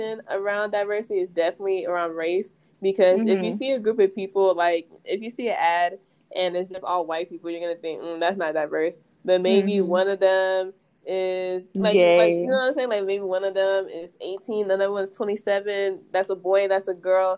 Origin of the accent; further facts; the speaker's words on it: Nigeria; I'm Nigerian